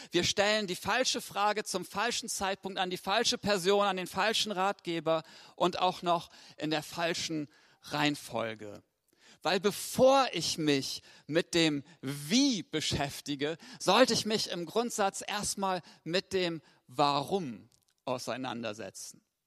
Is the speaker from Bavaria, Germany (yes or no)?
no; Lower Saxony, Germany; Ich komme aus Wena.